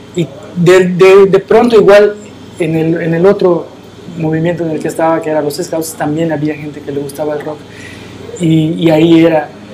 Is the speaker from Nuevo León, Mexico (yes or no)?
no; Mérida, Yucatán, Mexico; yo nazco en la ciudad de Mérida